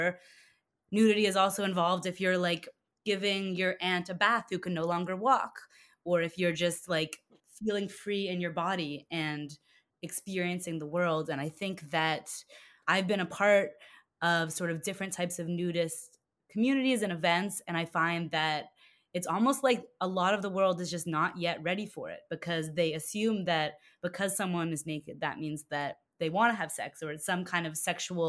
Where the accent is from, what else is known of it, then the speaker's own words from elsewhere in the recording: Toronto, Ontario, Canada; now in New York, United States; I was born in Toronto. Yeah, born and raised.